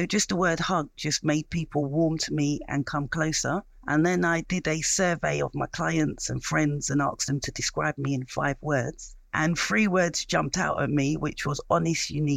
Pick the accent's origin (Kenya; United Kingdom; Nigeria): United Kingdom; London; I was born in East London